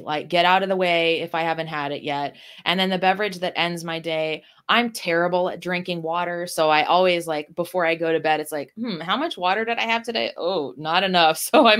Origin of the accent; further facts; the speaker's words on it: Ohio, United States; I was raised in Northwest Ohio, where classic rock is just a big thing.